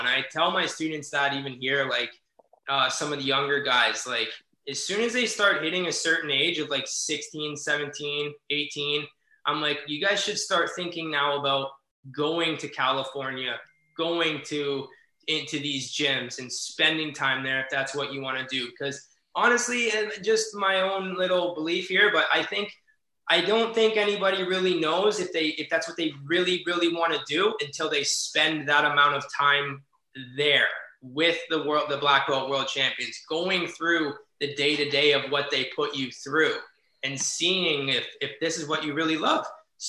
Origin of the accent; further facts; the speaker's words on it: Canada; they knew I was from Canada, just a young white belt kid.